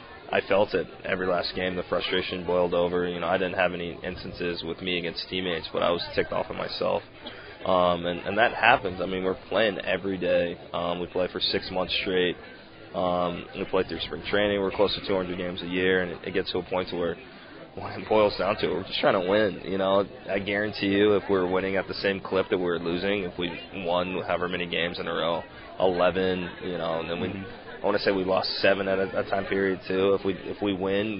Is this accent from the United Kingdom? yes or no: no; Texas, United States; moved away as an adult; I am from Texas